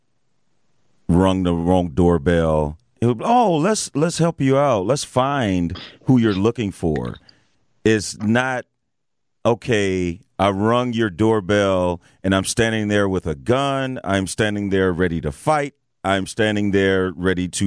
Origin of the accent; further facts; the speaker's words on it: East St. Louis, Illinois, United States; growing up in East St. Louis, I saw some stuff